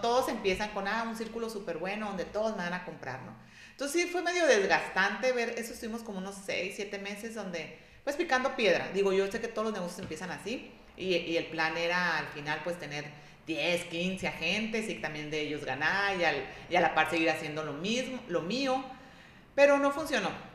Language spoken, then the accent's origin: Spanish; Ciudad Obregón, Sonora, Mexico; soy de aquí de Obregón